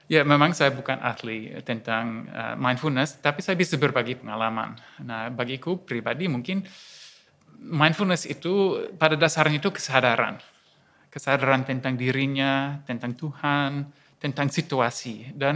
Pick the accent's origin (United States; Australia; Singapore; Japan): Australia; moved away as an adult; now in Yogyakarta, Indonesia; Ya, perkenalkan saya uh … asli dari Australia, tapi tujuh tahun ini tinggal di Indonesia, di Jogja